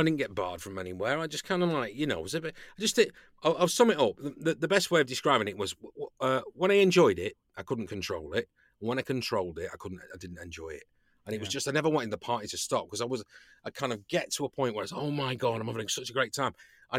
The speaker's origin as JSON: {"language": "English", "country": "United Kingdom", "said": "I've not really been party to much of that as a British actor"}